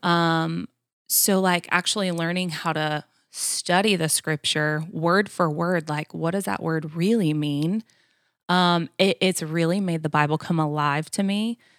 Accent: Florida, United States; moved away as an adult; now in Georgia, United States; I grew up in Florida, born and raised, um, only been in Georgia about, uh, ten years now

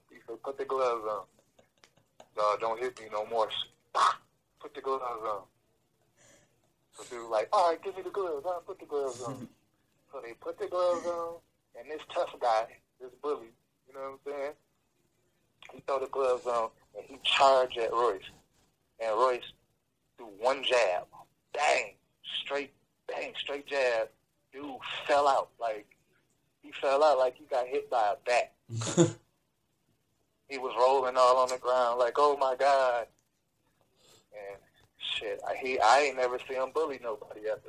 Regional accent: Detroit, Michigan, United States; also born or lived in Oak Park, Michigan; we moved from Detroit to Oak Park

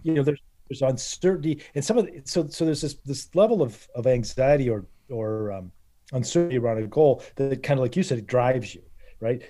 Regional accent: Northern Michigan, United States; I grew up in Northern Michigan

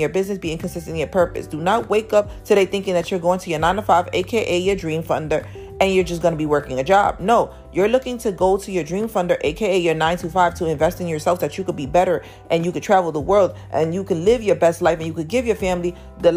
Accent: New York City, New York, United States; I came from Harlem, New York. I live in Harlem, New York

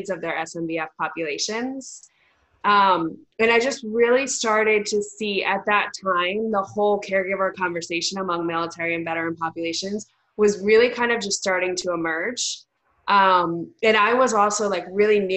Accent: New York, United States; I am a New Yorker, born and bred.

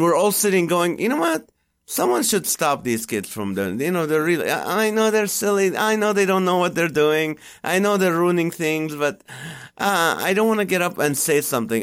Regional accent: Kuwait; English is a second language; now in United States; we grew up in Kuwait.

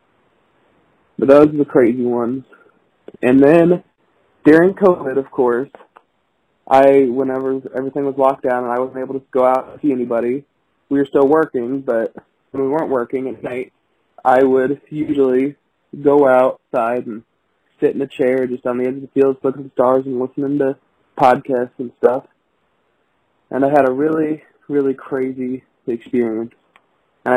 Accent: Missouri, United States; I'm from Missouri. I live on a farm out here

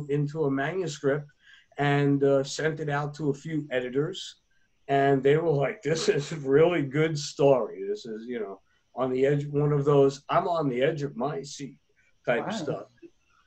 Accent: United States

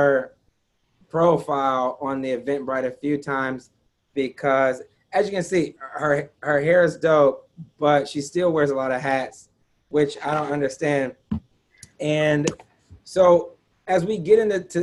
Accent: Detroit, Michigan, United States; born and raised in Detroit

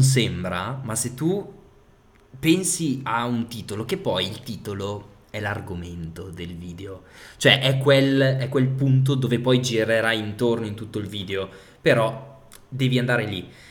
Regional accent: Piacenza, Emilia-Romagna, Italy; also born or lived in Parma; sono di Piacenza

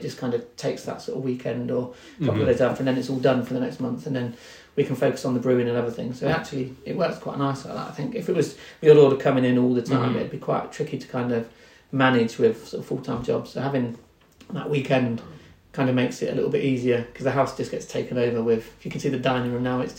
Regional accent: Norfolk, East of England, United Kingdom; now in Crich, United Kingdom; I grew up in Norfolk

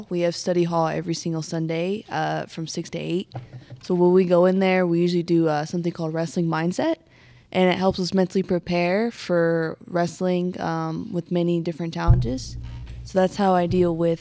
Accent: Colorado Springs, Colorado, United States; moved away; I'm from Colorado Springs

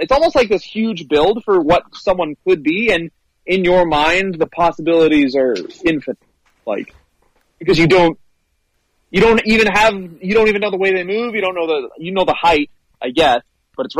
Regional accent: Canada; I'm from Canada

